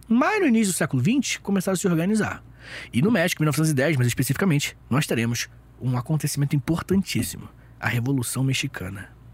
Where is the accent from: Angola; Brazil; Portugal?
Brazil; Nós que somos do Brasil